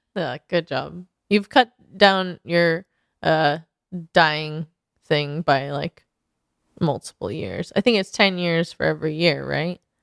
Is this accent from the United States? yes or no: yes; Portland, Oregon, United States; now in Los Angeles, United States; I come from Portland, so I know it's not as cold